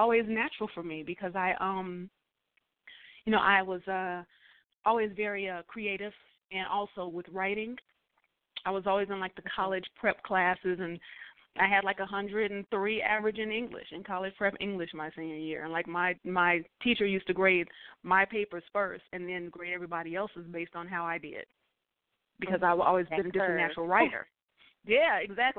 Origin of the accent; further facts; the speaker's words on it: Texas, United States; moved away as an adult; also born or lived in Oklahoma / New York; growing up in Texas and being in Oklahoma